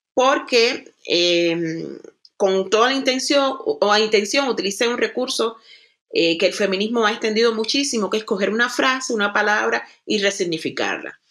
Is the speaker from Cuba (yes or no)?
yes; Cuba; now in Germany; una cubana que vive en el territorio que se que se le conoce como Europa, específicamente en Alemania